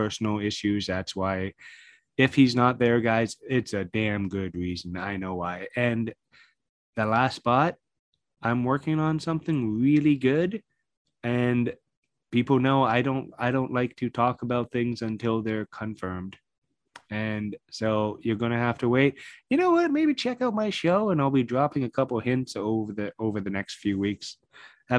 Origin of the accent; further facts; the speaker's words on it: London, Ontario, Canada; it is my hometown